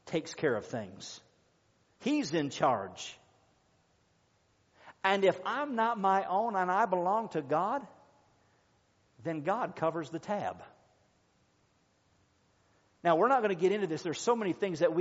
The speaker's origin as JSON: {"language": "English", "country": "United States", "said": "we belong to the United States, this is our country, this is our home, this is our nation"}